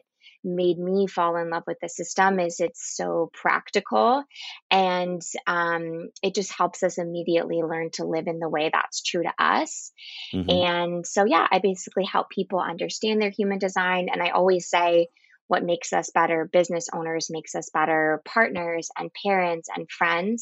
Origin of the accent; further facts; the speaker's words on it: Orange County, California, United States; I'm from Orange County, California